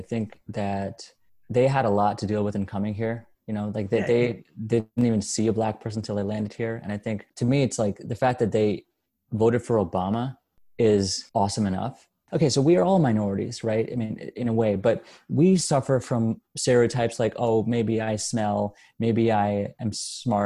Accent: India; now in Dallas, United States; I was born in India

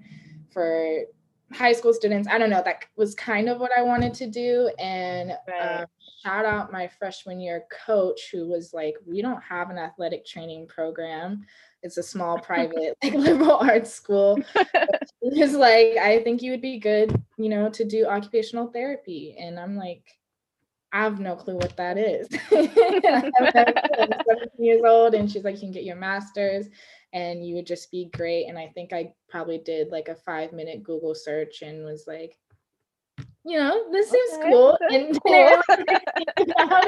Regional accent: Sacramento, California, United States; I am from Sacramento, California. So I'm from Northern California

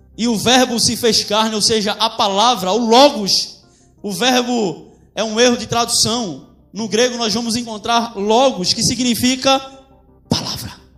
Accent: Brazil; da nossa história enquanto brasileiros, a gente vai olhar para portugueses e índios

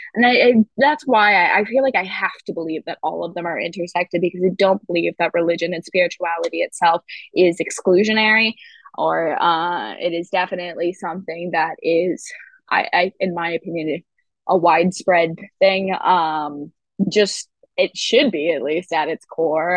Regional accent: Grosse Pointe, Michigan, United States; moved away as an adult; also born or lived in Ann Arbor, Michigan; now in Los Angeles, United States; I grew up um, in Michigan. Grosse Pointe was Michigan

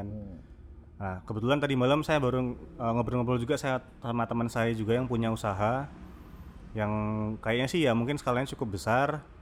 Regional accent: Lampung, Indonesia; born there; now in Salatiga, Indonesia; ibu saya uh, dari Jogja bapak saya dari Muntilan yeah. Hmm. pindah ke Lampung saya yang brojol nah kenapa bisa sampai di Salatiga ya karena kuliah sih sebenarnya

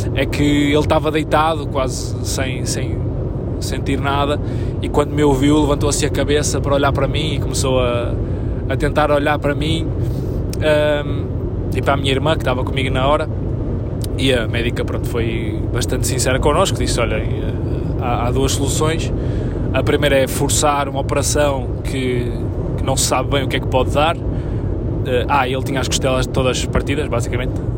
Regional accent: Arcozelo, Portugal; also born or lived in Lisbon; o clube da minha terra

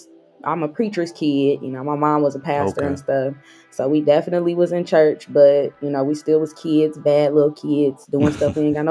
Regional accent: Mount Clemens, Michigan, United States; I'm from Mount Clemens.

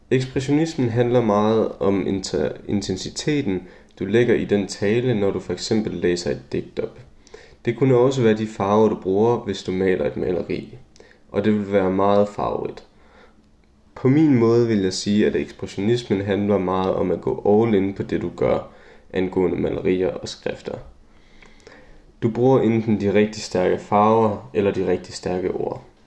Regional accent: Juelsminde, Central Denmark Region, Denmark; min hjemby Julesminde

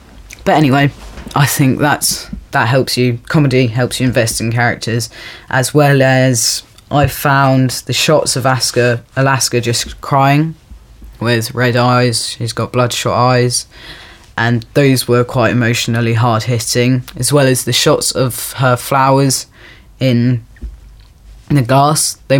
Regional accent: Dublin, Leinster, Ireland; I'm from Ireland. I'm from Dublin.

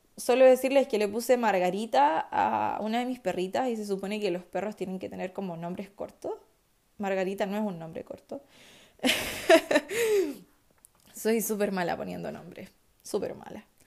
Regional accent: Chillán, Ñuble, Chile; Chillán. Conmemoración de mi ciudad natal

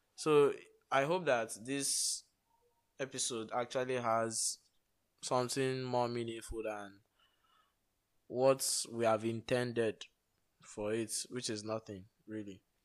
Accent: Nigeria; as a Nigerian

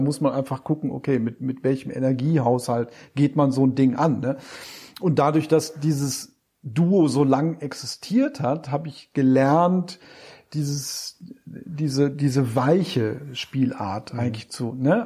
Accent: Wolfsburg, Lower Saxony, Germany; bin ich von Wolfsburg, wo ich herkomme, nach Hamburg getrennt

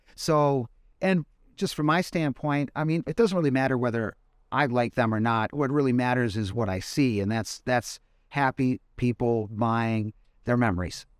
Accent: Madison, Wisconsin, United States; moved away as an adult; now in Fort Wayne, United States; I am from Madison, Wisconsin

